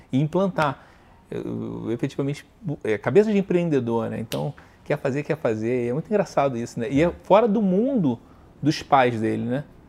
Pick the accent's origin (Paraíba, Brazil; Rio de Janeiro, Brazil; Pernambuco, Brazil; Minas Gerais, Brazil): Rio de Janeiro, Brazil; accent: carioca; moved away; Carioca, eu me mudei pra cá e aí eu acho que a única coisa que falo do carioca, hum. que ainda não perdeu, é o história do sotaque